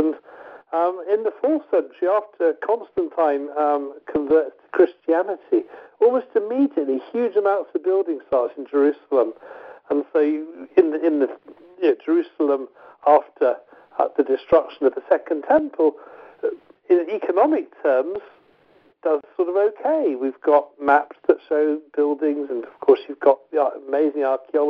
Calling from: Scotland, United Kingdom; I'm ringing you from Scotland now, and just north of me is Dundee

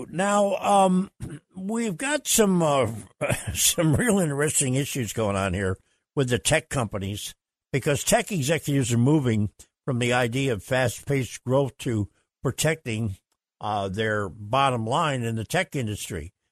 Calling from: Sarasota, Florida, United States; This is … from Sarasota. Good morning, Captain.

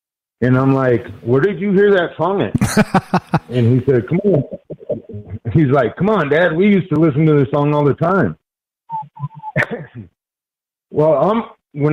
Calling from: Denver, Colorado, United States; I'm calling from Denver, Colorado.

